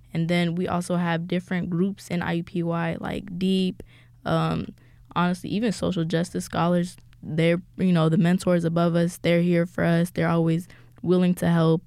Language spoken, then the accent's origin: English; Ethiopia; moved away; I am from Ethiopia